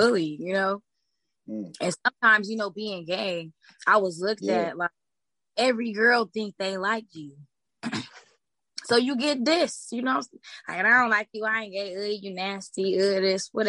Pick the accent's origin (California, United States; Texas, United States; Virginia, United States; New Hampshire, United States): California, United States; Los Angeles; I grew up in the Crenshaw District